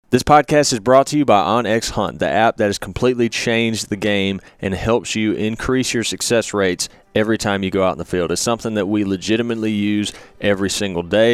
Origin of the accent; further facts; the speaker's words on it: Mississippi, United States; living and growing up in Mississippi